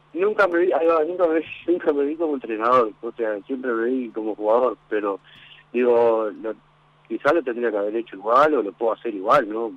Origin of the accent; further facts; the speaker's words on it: Montevideo, Uruguay; also born or lived in Argentina; me llevaron al Baby Fútbol acá en, en la Aviación de Ica